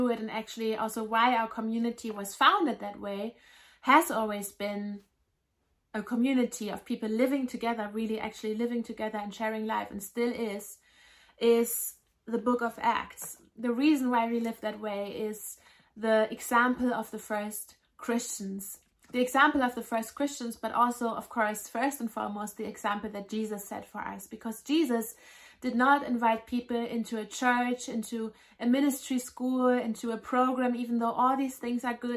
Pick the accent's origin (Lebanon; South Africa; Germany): Germany; I grew up in Germany